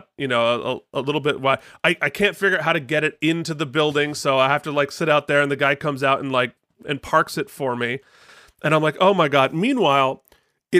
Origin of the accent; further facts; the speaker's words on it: Vermont, United States; moved away as an adult; I'm from Vermont